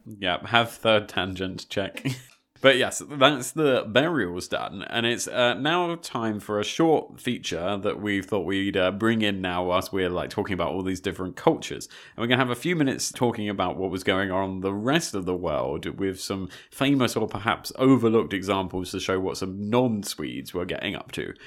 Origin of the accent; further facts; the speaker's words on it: United Kingdom; also born or lived in Malta; as a British person